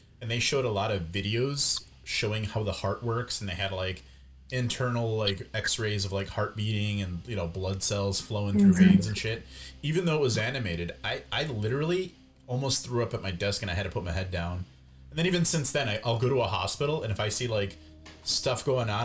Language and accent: English; Midwest, United States; We're from the Midwest